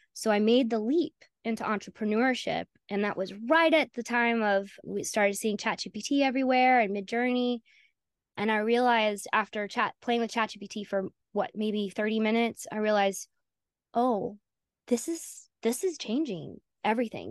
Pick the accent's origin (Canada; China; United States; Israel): United States; Southern United States; accent: Southern; also born or lived in North Carolina; I'm Southern. I don't know if you picked up on that with my accent.